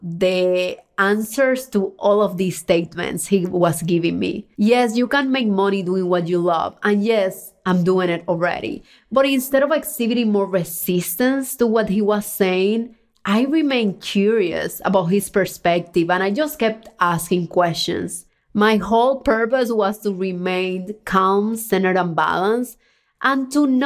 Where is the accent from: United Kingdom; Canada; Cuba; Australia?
Cuba; moved away; I was born in Cuba, a communist country where freedom and opportunities are very limited